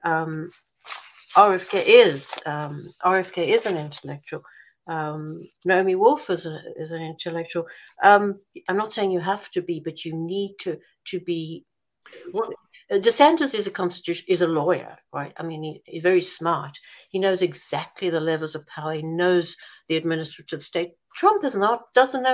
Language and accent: English; South Africa; as a South African